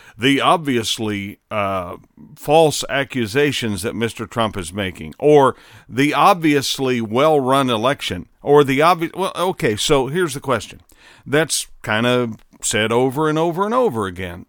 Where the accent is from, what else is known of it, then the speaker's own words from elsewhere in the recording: Southern Indiana, United States; growing up in Southern Indiana